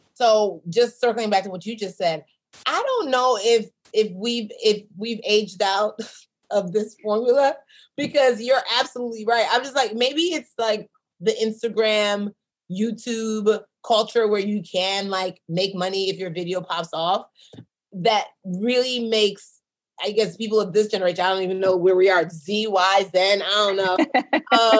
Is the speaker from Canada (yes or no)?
no; Nigeria; I'm a Nigerian businesswoman